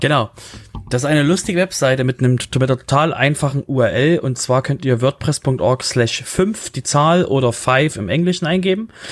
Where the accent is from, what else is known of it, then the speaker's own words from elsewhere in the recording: Germany; wir als Deutsche